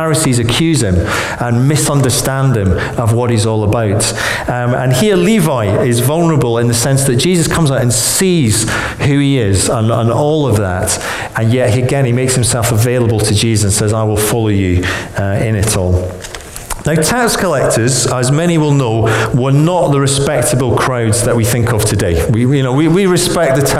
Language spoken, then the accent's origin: English; Scotland, United Kingdom; now in Birmingham, United Kingdom; as a Scot